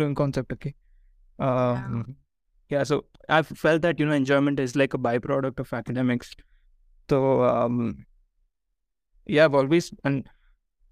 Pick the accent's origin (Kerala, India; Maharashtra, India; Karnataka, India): Karnataka, India; Bangalore; also born or lived in Ahmedabad, Gujarat; we moved from Ahmedabad to Bangalore